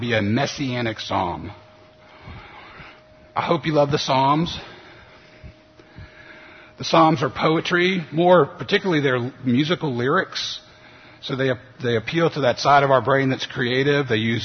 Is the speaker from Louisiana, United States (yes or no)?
yes; New Orleans, Louisiana, United States; moved away as an adult; also born or lived in Memphis, Tennessee; I grew up in New Orleans and grew up Catholic